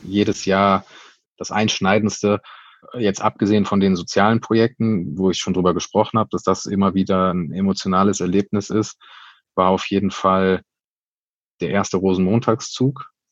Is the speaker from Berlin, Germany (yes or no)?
no; Cologne, North Rhine-Westphalia, Germany; wir sind ein Kölner Verein, wir sind Kölsche Jungs